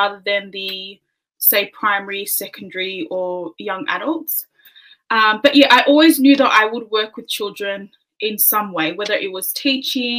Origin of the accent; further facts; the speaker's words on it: Sydney, New South Wales, Australia; also born or lived in New Zealand; I live in Sydney. I'm Tongan, so my background is Tongan. I was born in New Zealand, though, and we moved here when I was about three